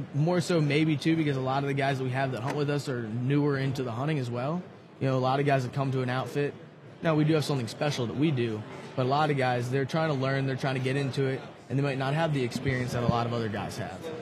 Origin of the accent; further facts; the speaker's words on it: western Maryland, United States; also born or lived in Eastern Shore, Maryland; I'm from Maryland, originally from the western side of Maryland. Now I moved down to the eastern shore